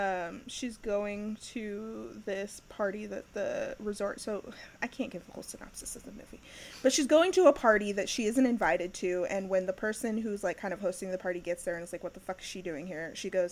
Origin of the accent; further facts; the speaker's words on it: Kansas, United States; I'm from Kansas